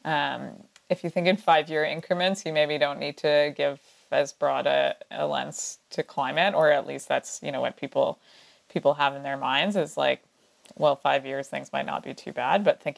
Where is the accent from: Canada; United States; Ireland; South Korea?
Canada; also born or lived in Revelstoke; as Canadians